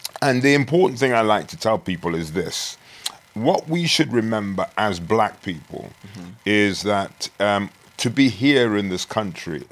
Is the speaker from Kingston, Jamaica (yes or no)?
no; Frankville, Clarendon, Jamaica; now in United Kingdom; I was born in Jamaica. And I was born in a place called Frankville, Clarendon, which is country.